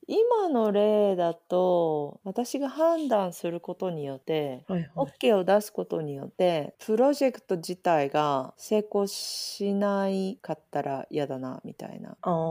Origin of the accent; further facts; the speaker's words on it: Japan; moved away as an adult; now in Australia; 私は日本で育ってる